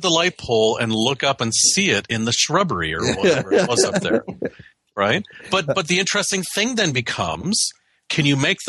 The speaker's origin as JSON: {"language": "English", "country": "Canada", "moved": "as an adult", "lives_now": "United States"}